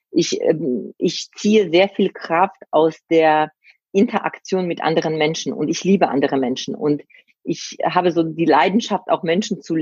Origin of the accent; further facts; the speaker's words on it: Silesian Voivodeship, Poland; now in Germany; Wir sind in Oberschlesien ähm, aufgewachsen. Das war ja vor dem Krieg, war das ja Deutschland.